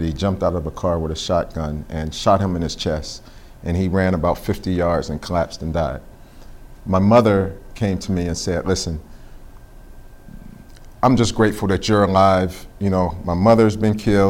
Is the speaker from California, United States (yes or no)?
no; Pittsburgh, Pennsylvania, United States; growing up there